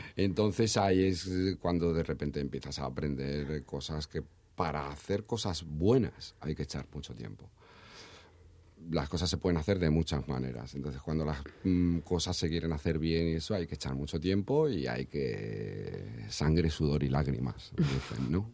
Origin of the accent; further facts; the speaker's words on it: Madrid, Community of Madrid, Spain; moved away as an adult; also born or lived in Badajoz; yo soy de Madrid yo me fui a estudiar a Badajoz vivía en Badajoz